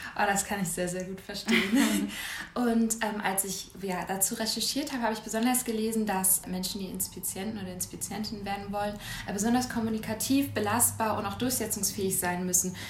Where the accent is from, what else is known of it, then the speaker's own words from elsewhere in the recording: Schwerin, Mecklenburg-Vorpommern, Germany; ich komme komm aus Schwerin, also das ist jetzt ja auch nicht so riesig.